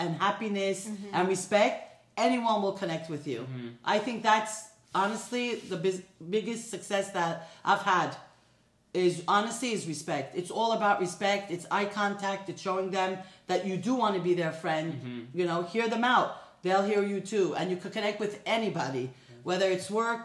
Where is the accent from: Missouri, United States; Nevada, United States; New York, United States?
New York, United States; now in Los Angeles, United States; I grew up in New York